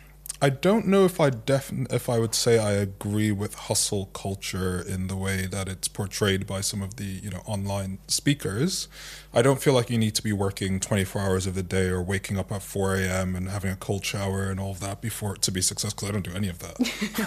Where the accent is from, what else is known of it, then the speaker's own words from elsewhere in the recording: Ireland; I grew up mostly in Ireland, I still grew up with Nigerian parents and grew up with Nigerian philosophy and ways of thinking